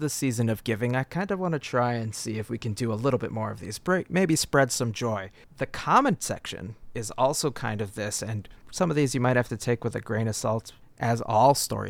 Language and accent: English; United States; I think as an American